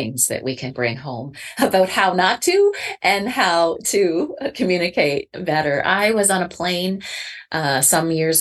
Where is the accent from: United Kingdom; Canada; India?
Canada; I'm Canadian too